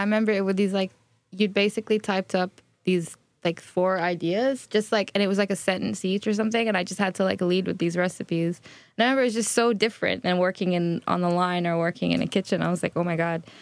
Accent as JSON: {"language": "English", "country": "Bahrain", "tie": "born or raised there", "moved": "yes", "said": "I come from Bahrain. I grew up in Bahrain"}